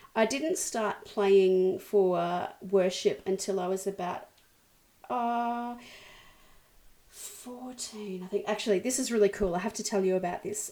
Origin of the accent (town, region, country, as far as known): Brisbane, Queensland, Australia; born or raised there